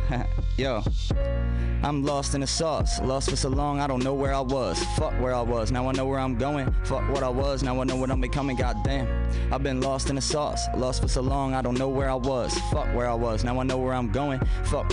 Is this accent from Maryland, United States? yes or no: yes; Baltimore, Maryland, United States; I was from Baltimore